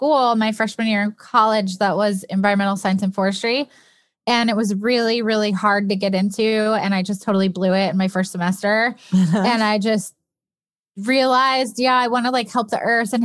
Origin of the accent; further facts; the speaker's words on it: upstate New York, United States; I grew up in upstate New York